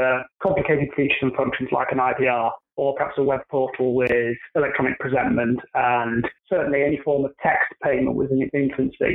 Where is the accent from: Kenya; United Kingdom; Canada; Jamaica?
United Kingdom; moved away as an adult; now in United States; From my accent, you can tell that I'm not from around the New York or New Jersey area. I'm originally from the UK